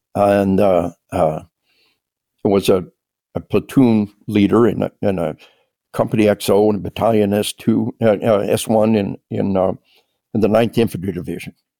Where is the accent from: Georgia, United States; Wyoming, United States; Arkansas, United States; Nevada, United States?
Arkansas, United States; we are from Arkansas